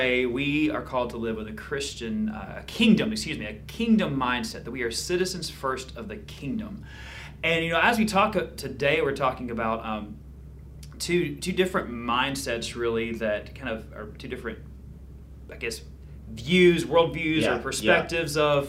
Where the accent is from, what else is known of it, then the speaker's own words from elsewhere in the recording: Georgia, United States; now in Niceville, United States; I'm from Georgia.